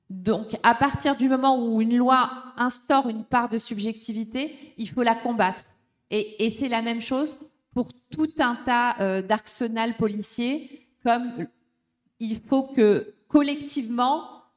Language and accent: French; France; on doit se mobiliser tous ensemble en tant que Français, habitant en France